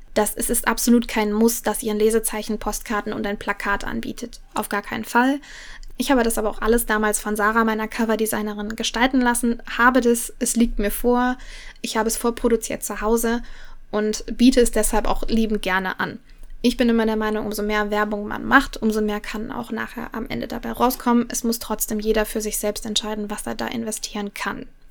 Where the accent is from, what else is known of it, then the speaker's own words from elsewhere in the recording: Cologne, North Rhine-Westphalia, Germany; Ich komme aus dem Raum Köln